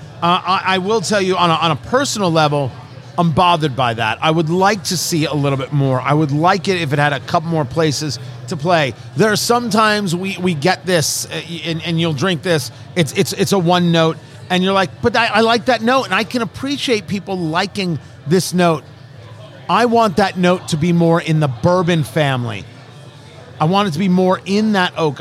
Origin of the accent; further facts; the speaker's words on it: New Jersey, United States; I knew it as Great Adventure growing up in New Jersey